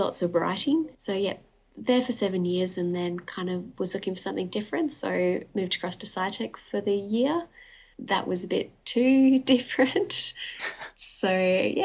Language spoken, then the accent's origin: English; Perth, Western Australia, Australia; also born or lived in Newcastle upon Tyne, United Kingdom; We moved over when I was 7